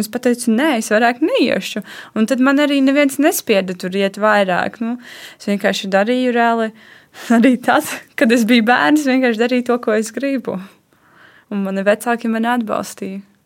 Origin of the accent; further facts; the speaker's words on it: Latvia; es esmu no Latvijas